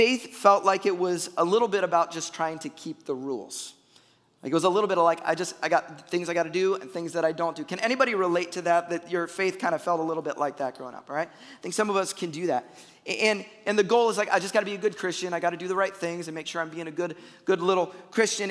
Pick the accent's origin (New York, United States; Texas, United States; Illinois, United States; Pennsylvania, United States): Illinois, United States; Chicago; moved away; I'm a Bears fan. I'm from Chicago.